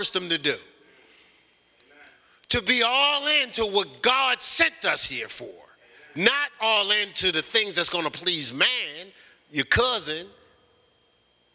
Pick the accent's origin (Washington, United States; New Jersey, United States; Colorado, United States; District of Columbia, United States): New Jersey, United States; Newark; moved away as an adult; also born or lived in Columbus, Ohio; I was from Newark